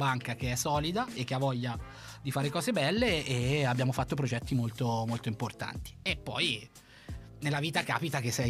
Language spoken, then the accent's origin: Italian; Cortona, Tuscany, Italy; moved away as an adult; also born or lived in Turin; now in Milan, Italy; io arrivo da un piccolo paesino della Toscana che si chiama Cortona.